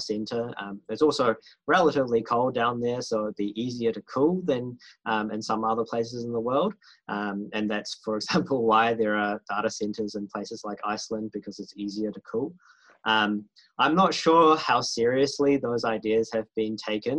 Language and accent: English; New Zealand